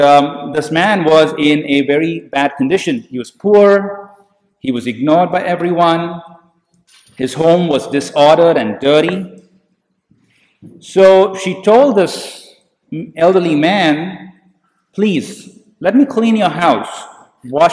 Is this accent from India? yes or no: yes; India; Growing up in India